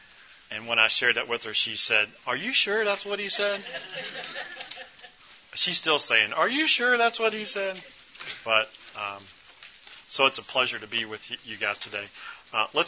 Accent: Louisville, Kentucky, United States; I grew up in Louisville, and I started going to church here about 20 years ago

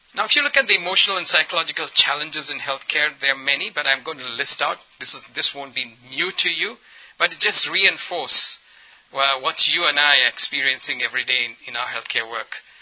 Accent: Ethiopia; also born or lived in India; I'm culturally and ethnically, ethnically an Indian, but I grew up in Ethiopia

